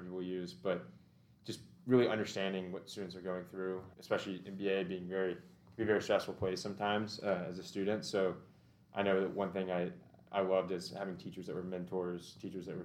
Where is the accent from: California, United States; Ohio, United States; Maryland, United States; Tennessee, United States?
Tennessee, United States; Brentwood; also born or lived in Nashville; I actually grew up in Brentwood for, I guess, 11 or 12 years, and then moved to Westmead, just down the road a little bit